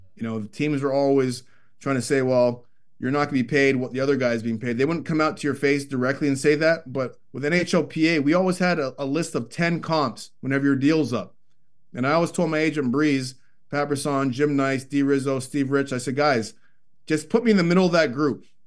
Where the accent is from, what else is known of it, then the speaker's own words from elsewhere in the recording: Toronto, Ontario, Canada; growing up in Scarborough, Ontario, suburb of Toronto